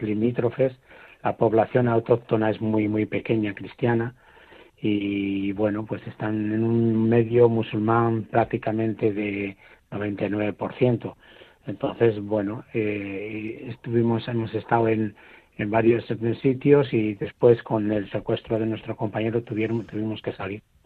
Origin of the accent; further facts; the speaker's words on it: Spain; Nosotros, eh, como los españoles